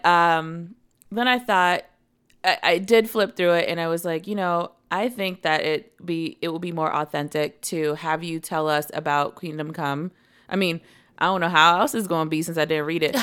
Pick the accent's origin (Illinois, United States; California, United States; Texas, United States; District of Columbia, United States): District of Columbia, United States; Washington; In D C, I grew up right by Howard University.